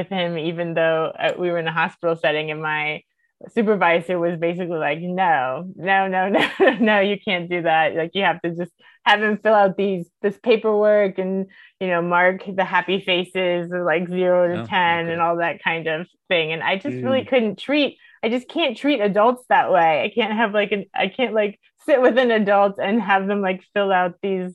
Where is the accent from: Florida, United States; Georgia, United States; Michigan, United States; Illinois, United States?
Florida, United States; Miami; I'm from Miami originally